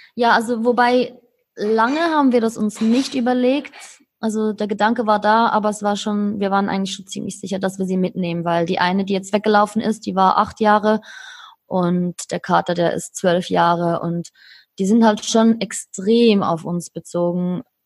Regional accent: Switzerland; moved away; bin aus der Schweiz

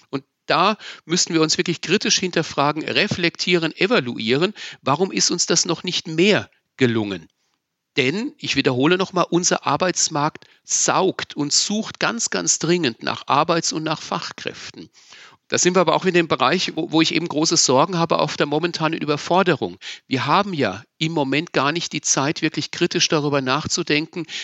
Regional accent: Wörth am Main, Bavaria, Germany; Ich bin in Wörth am Main, in meiner Heimatgemeinde, mit türkischen, mit marokkanischen Kindern groß geworden

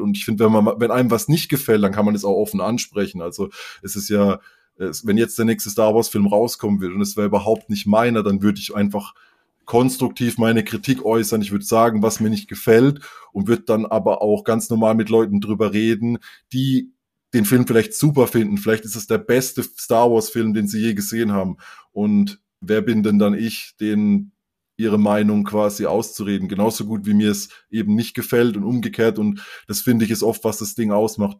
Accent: near Karlsruhe, Baden-Württemberg, Germany; ich komme eben aus der Nähe von Karlsruhe und da ist Fasching auch groß bei uns

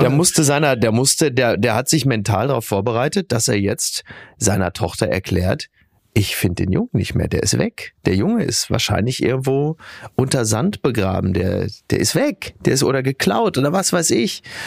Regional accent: Castrop-Rauxel, North Rhine-Westphalia, Germany; in Henrichenburg, in meinem Heimatdorf

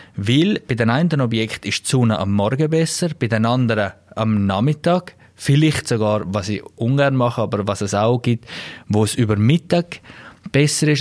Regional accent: Klosters, Graubünden, Switzerland; aus meiner Heimat etwas ist, da wo es Klosters

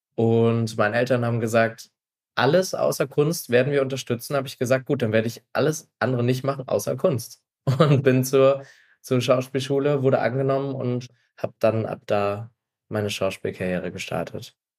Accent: Stralsund, Mecklenburg-Vorpommern, Germany; moved away as an adult; now in Berlin, Germany; ich bin ein Ostseekind. Ich bin in Straßen groß geworden, also da, wo man FKK an der Ostsee noch ganz groß schreibt

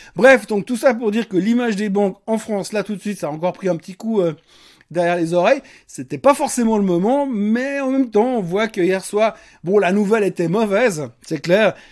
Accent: Switzerland; chez nous en Suisse

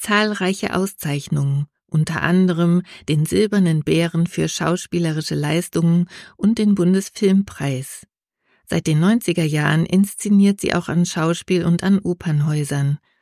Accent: Regensburg, Bavaria, Germany; in meiner Heimatstadt

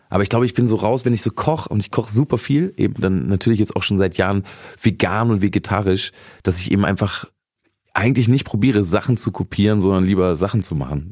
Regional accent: Braunschweig region, Lower Saxony, Germany; ich bin ja aus der Region Braunschweig

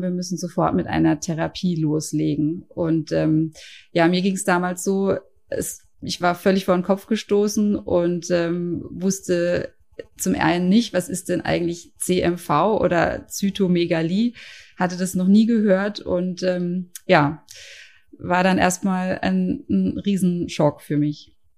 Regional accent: Karlsruhe, Baden-Württemberg, Germany; Ich komme aus Karlsruhe

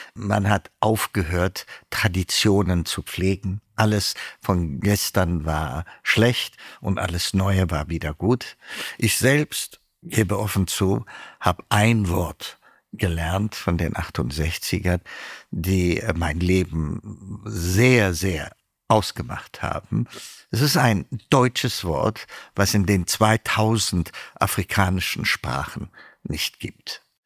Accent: Ethiopia; moved away as an adult; also born or lived in Tübingen, Germany; now in Germany; ich bin Äthiopier

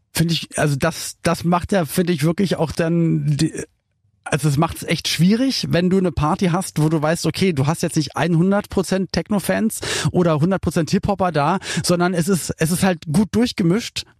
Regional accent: Berlin, Germany; ich bin in West-Berlin aufgewachsen

